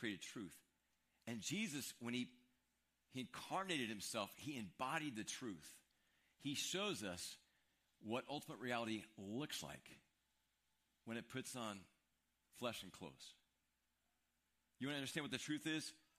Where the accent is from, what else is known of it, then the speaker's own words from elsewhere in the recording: Midwest, United States; moved away; We're from the Midwest.